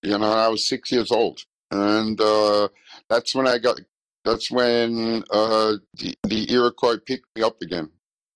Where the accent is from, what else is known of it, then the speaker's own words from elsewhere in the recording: Heidelberg, Baden-Württemberg, Germany; born there; I was born in Heidelberg.